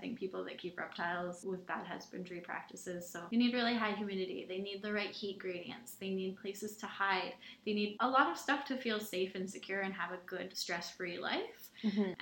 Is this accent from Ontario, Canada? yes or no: no; Okanagan, British Columbia, Canada; I grew up in the Okanagan